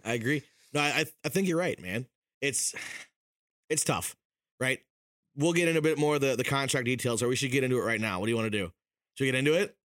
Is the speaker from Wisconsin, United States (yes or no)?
yes; Wisconsin, United States; now in Minnesota, United States; I was born in Wisconsin, I came here in twenty eleven